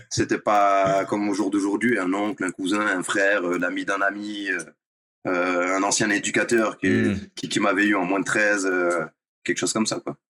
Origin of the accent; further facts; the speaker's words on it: Nice, Provence-Alpes-Côte d'Azur, France; moved away as an adult; j'ai fait du foot pour suivre les copains à la base euh, du collège ou de l'école primaire. J'étais à Nice